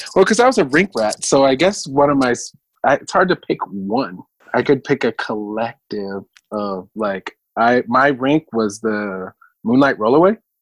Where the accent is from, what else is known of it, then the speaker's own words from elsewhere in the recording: Los Angeles, California, United States; also born or lived in Mountain View, Hawaii; I was born in Hawaii on the Big Island, a little town called Mountain View near the volcano. And I was only there for a few years, maybe until I was like 10. And then uh, my parents moved to Venice Beach